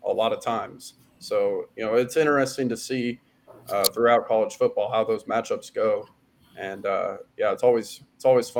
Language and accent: English; Kansas, United States; I am from Kansas